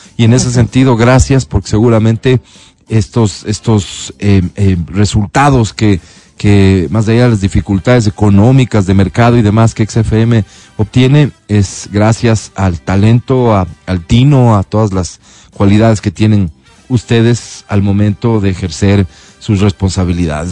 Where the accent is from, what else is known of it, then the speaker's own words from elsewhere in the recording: Ecuadorian Sierra, Ecuador; los serranos